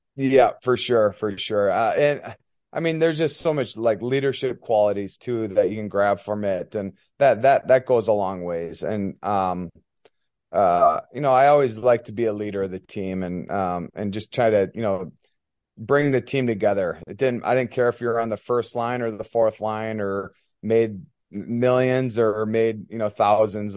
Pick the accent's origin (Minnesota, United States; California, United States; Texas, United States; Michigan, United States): Minnesota, United States; Elk River; also born or lived in Plymouth, Minnesota; from Elk River, Minnesota. Um, kinda born and raised